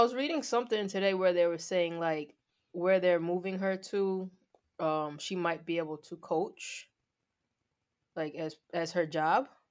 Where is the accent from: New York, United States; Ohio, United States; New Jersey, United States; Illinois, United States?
New York, United States; Long Island; I'm from Long Island